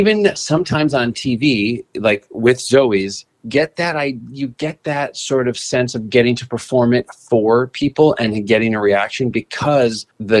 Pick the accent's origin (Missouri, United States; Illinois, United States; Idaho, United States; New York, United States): Illinois, United States; Northbrook; my hometown of Northbrook, Illinois